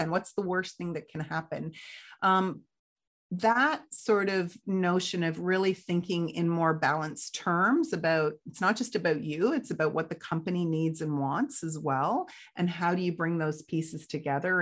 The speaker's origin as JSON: {"language": "English", "country": "Canada", "tie": "born or raised there", "also_born_or_lived": "United Kingdom", "said": "we moved to Canada in 1977"}